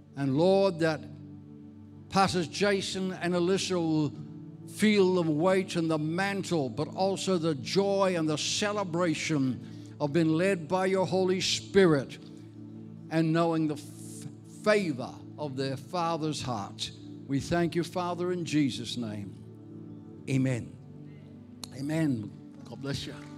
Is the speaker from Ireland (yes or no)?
yes; Ireland; moved away; I'm Irish. I was actually born in Ireland